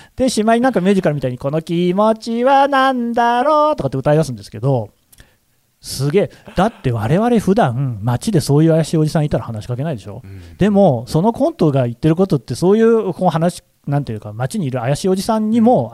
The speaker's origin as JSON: {"language": "Japanese", "town": "Nagoya", "region": "Aichi", "country": "Japan", "tie": "born or raised there", "said": "僕は名古屋の出身なんですよ。"}